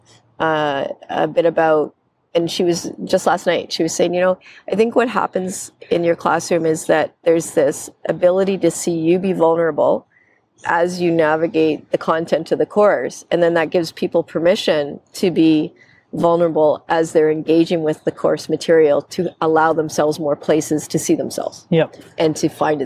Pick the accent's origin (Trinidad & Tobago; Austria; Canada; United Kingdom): Canada; London, Ontario; moved away; I grew up in London, Ontario